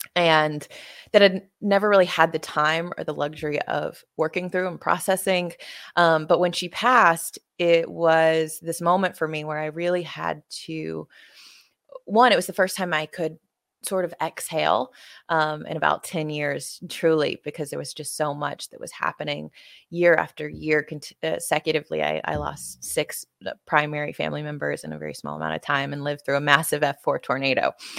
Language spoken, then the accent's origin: English; Tuscaloosa, Alabama, United States; my hometown in Tuscaloosa, Alabama